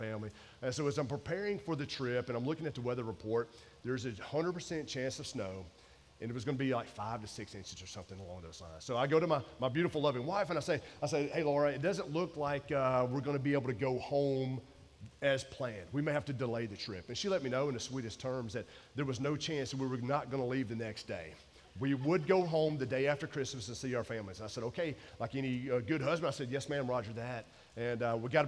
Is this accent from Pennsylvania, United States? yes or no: no; Georgia, United States; moved away as an adult; also born or lived in Maryland; I'm from Georgia